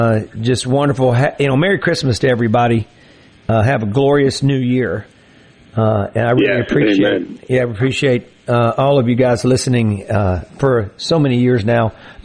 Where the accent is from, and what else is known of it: Greenville, Mississippi, United States